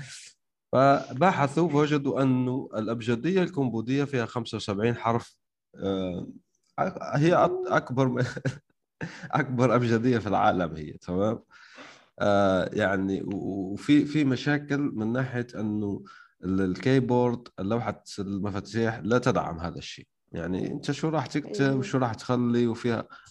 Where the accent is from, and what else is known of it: Algeria